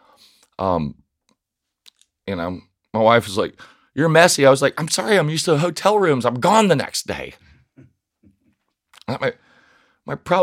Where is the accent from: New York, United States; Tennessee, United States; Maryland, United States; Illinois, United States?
Tennessee, United States; Nashville; moved away; I grew up in South Nashville